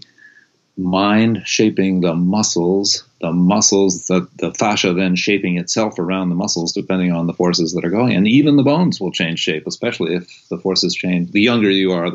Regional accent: East Coast / New England, United States; moved away as an adult; also born or lived in California; I was born on the East Coast and was raised very much up in my in that kind of New Englandy, don't pay attention to your body kind of upbringing

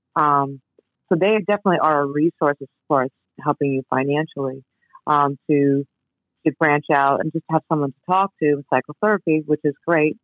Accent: New York City, New York, United States; I grew up in New York. First time I was in the city, I grew up in Queens

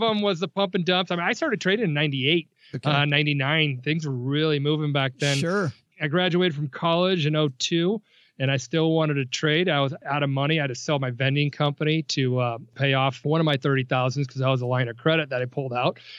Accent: Nebraska, United States; I grew up in Nebraska

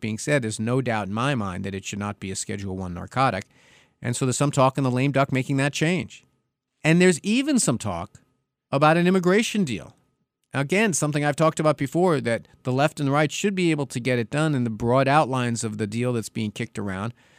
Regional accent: New York, United States; my home state of New York

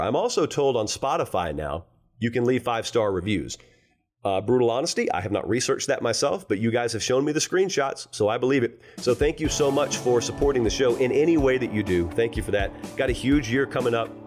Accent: Harris County, Georgia, United States; I'm from Harris County. We've got Pine Mountain in Harris County

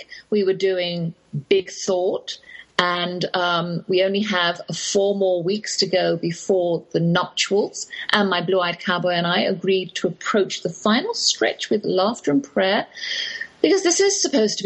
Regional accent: England, United Kingdom; accent: English; moved away as an adult; now in Texas, United States; that's my English accent you're hearing

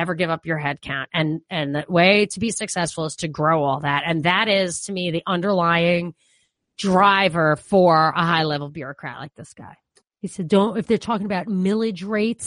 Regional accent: New York, United States; accent: New York; I'm a New Yorker. I have a New York accent.

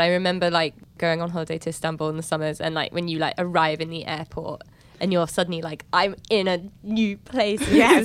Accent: London, United Kingdom; moved away; born and raised in London

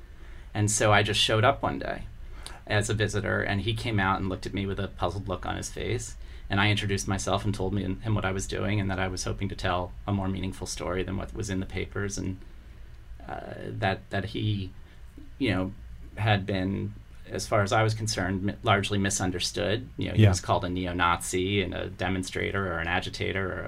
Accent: Columbia, Maryland, United States; also born or lived in Baltimore, Maryland; I grew up in the suburbs. When I was 5, we moved to Columbia, Maryland

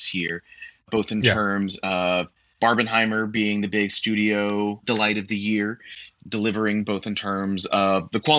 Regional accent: United States; I am an American based in New York.

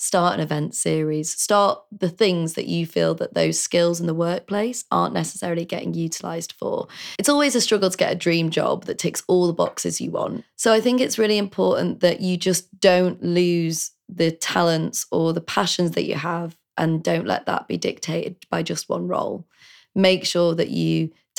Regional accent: Leeds, Yorkshire and the Humber, United Kingdom; moved away; also born or lived in Nottingham / London; I'm from Leeds originally

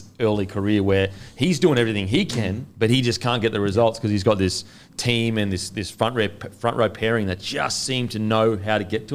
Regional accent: New Zealand; as a Kiwi

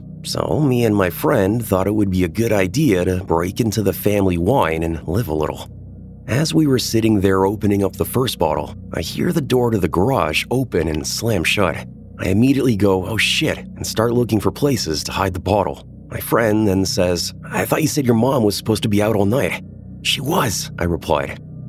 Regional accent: Iowa, United States; I'm from Iowa, and the winters here get cold at night.

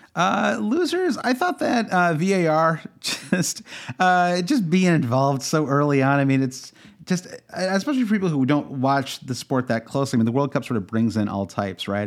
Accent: Midwest, United States; I'm from the Midwest

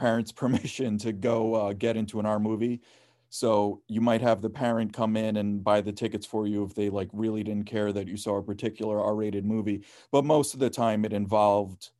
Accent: East Patchogue, New York, United States; I grew up in East Patchogue

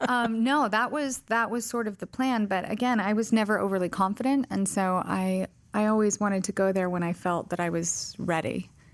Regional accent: Colorado, United States; also born or lived in Vicenza, Italy; I was born in Vicenza, Italy, raised primarily in Colorado. my dad was in the Army

